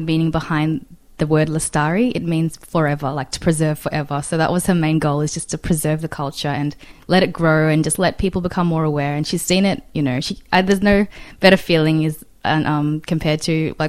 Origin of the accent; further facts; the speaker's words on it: Australia; being an Australian coming in there, I felt like quite foreign, even though I know that I'm kind of from there as well. Like my grandpa's from there